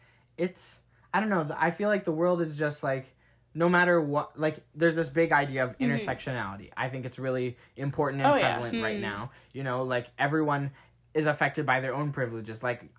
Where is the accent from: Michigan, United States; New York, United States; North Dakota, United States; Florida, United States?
North Dakota, United States; I'm from North Dakota, so I don't have that, like, very black background, you know.